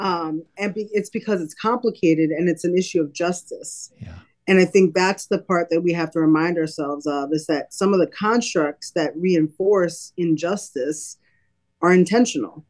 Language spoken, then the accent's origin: English; New York City, New York, United States; moved away as an adult; now in Lancaster, United States; my family and I are from New York City, born and raised in Brooklyn, New York, um, came to Lancaster really on a whim